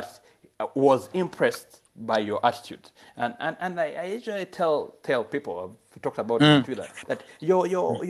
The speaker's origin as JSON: {"language": "English", "country": "Uganda", "moved": "as an adult", "said": "I'm from Uganda."}